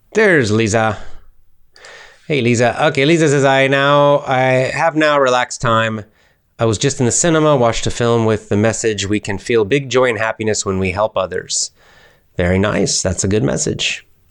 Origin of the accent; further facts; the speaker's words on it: United States; accent: American; I speak with an American accent